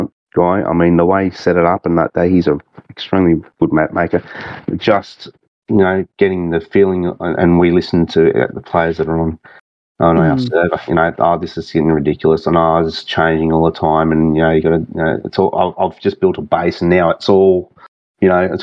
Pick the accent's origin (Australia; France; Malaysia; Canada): Australia; Singleton, New South Wales; accent: thick Aussie; also born or lived in Sydney; it's my hometown. I was born there